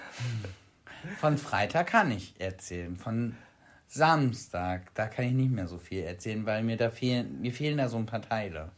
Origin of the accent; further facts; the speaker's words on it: Bremen, Germany; wir kommen aus Bremen